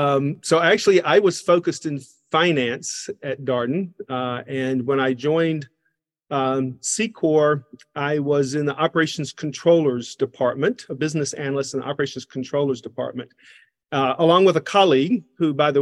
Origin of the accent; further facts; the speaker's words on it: Covington, Georgia, United States; accent: Southern; So I am from Covington, Georgia, a small town in east of Atlanta, Georgia. So this accent is, I have an accent that no one claims at this point.